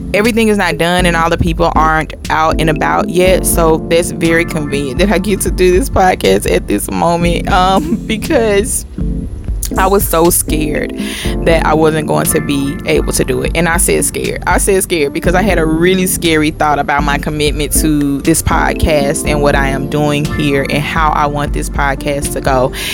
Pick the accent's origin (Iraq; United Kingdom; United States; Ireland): United States; Mississippi; my family is from Mississippi. I'm from Mississippi